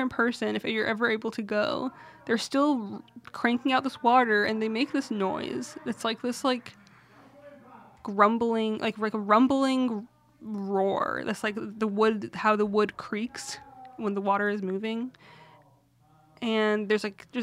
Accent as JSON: {"language": "English", "country": "United States", "tie": "born or raised there", "said": "being Syrian American"}